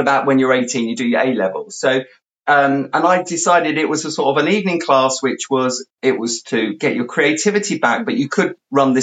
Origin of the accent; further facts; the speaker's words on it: London, United Kingdom; moved away; also born or lived in South West England; we moved from the London area to out into the country, to the sort of the southwest of the country.